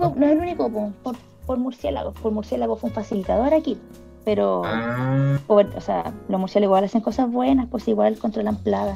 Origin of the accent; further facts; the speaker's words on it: Talcahuano, Biobío, Chile; also born or lived in Chillán; yo nací en Chillán, pero me fui chiquita para Talcahuano